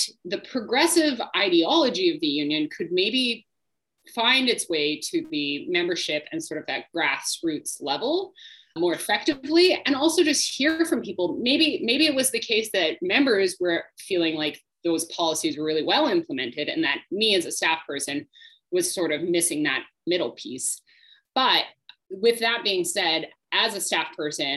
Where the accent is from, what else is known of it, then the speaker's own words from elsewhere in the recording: Saskatchewan, Canada; I grew up in Saskatchewan